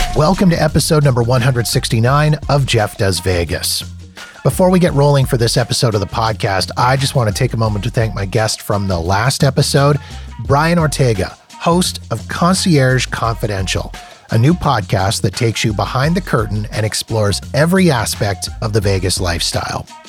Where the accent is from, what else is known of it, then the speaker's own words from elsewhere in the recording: Winnipeg, Manitoba, Canada; I grew up in Winnipeg, Manitoba